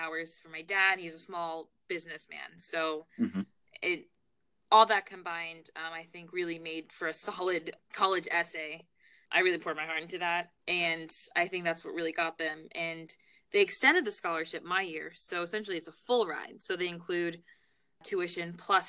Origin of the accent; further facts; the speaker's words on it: Baltimore, Maryland, United States; also born or lived in Trinidad and Tobago; now in New York City, United States; I'm from Baltimore, Maryland. So that's where I grew up